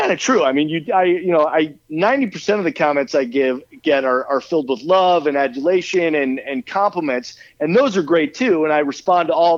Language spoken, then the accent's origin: English; Chicago, Illinois, United States; I grew up in Chicago